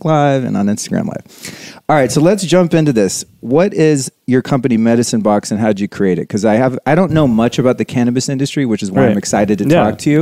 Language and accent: English; Sonoma County, Northern California, United States; I grew up in Northern California, in Sonoma County